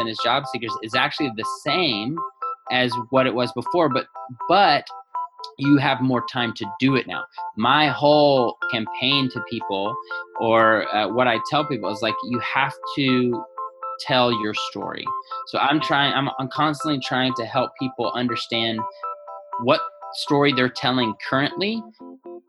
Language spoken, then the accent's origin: English; the South, United States; moved away as an adult; also born or lived in Los Angeles, California / Northern California; now in San Luis Obispo, United States; I'm from the South, born and raised down there